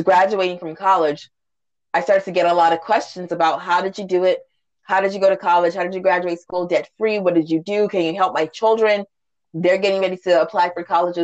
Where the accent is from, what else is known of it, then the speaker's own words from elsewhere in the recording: Washington, D.C. area, Maryland, United States; I was born in Washington, D.C., raised in this area. So this is truly home for me.